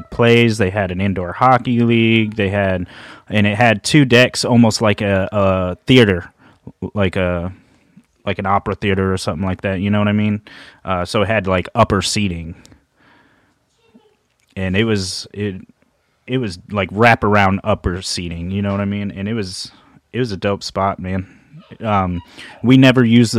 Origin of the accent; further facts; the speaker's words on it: Massachusetts, United States; now in Houston, United States; only like 20 minutes from my hometown in Massachusetts